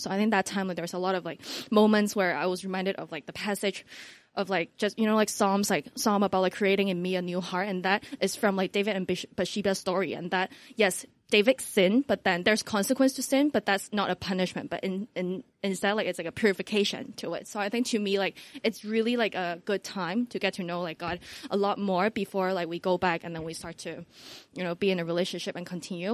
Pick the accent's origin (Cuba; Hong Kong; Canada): Hong Kong; I'm from Hong Kong